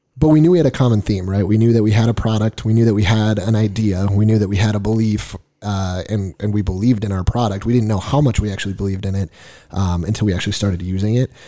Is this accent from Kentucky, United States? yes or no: no; Fergus Falls, Minnesota, United States; moved away as an adult; now in Nevada, United States; I was born and raised in Minnesota. Actually, grew up in a small town called Fergus Falls, Minnesota